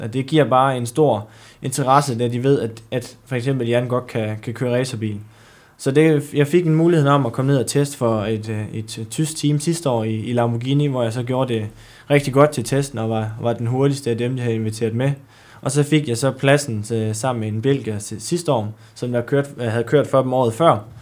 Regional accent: Djursland, Central Denmark Region, Denmark; Jeg kommer oprindeligt fra, fra Djursland

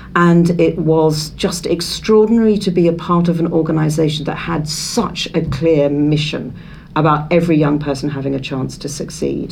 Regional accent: Isle of Wight, South East England, United Kingdom; we were growing up on the Isle of Wight.

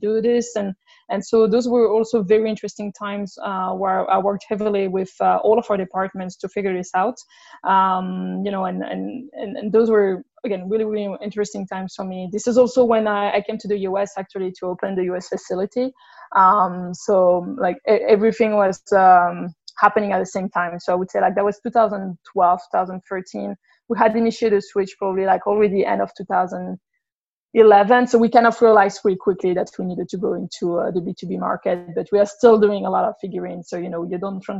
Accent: France; accent: French; English is a second language; moved away as an adult; now in United States; my French accent

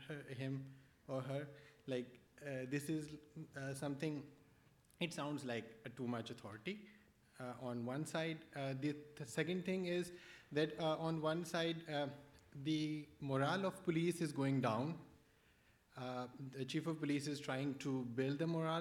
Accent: Pakistan; from Pakistan

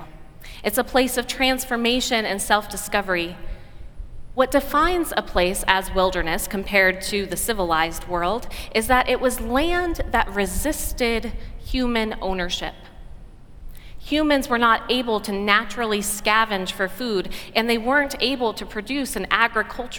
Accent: Oregon, United States; an Oregonian woman from my home state

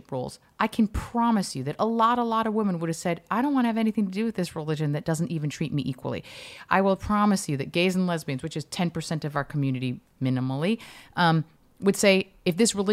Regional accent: United States; now in Israel; to me as an American that sounds like an oxymoron

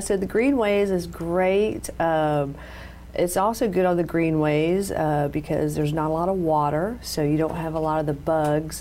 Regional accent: Jacksonville, Florida, United States; I grew up in Jacksonville, Florida.

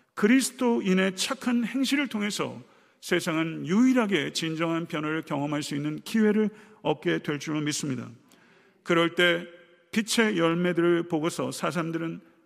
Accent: South Korea; 우리는 한국 사람이며

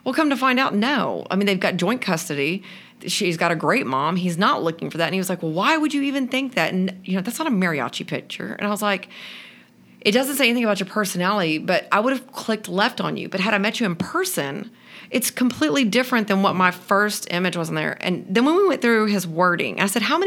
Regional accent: Texas, United States; we're from Texas. I went to Baylor

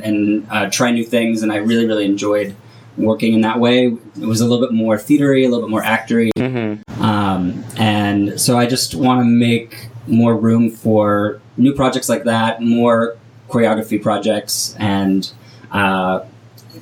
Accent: San Francisco, California, United States; moved away as an adult; also born or lived in Orange County; now in Los Angeles, United States; I grew up in the San Francisco area

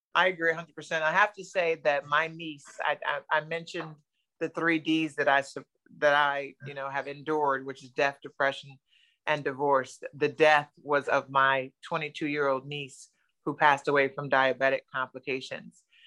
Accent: New Jersey, United States; moved away as an adult; now in Florida, United States; I'm originally from New Jersey, Jersey girl

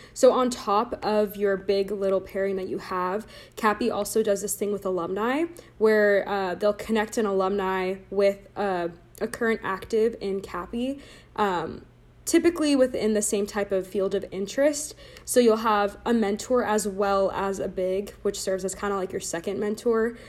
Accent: Laguna Niguel, California, United States; I am from Laguna Niguel, California, so stayed in Orange County for college, uh, went to high school in Orange County

